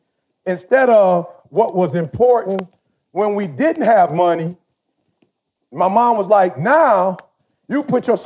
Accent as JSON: {"language": "English", "town": "Detroit", "region": "Michigan", "country": "United States", "tie": "born or raised there", "said": "I grew up in Detroit."}